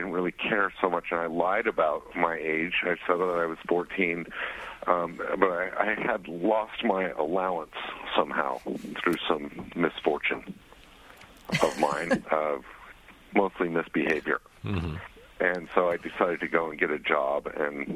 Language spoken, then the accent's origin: English; Salt Lake City, Utah, United States; also born or lived in Atlanta; now in New York City, United States; I grew up in Salt Lake City